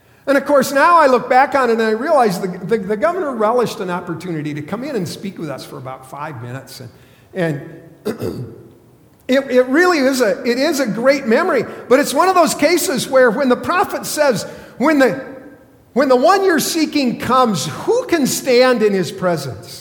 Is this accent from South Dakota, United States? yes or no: yes; South Dakota, United States; I grew up in South Dakota.